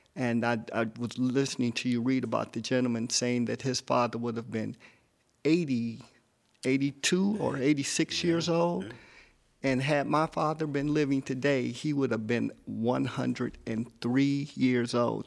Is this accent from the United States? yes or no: yes; Detroit, Michigan, United States; moved away as an adult; also born or lived in San Diego; now in Los Angeles, United States; I'm a native Detroiter, um, born and raised in Detroit.